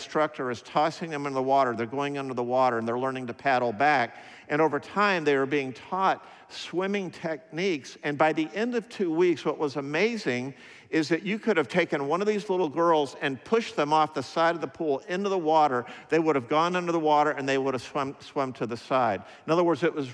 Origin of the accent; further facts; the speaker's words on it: United States; I'm an American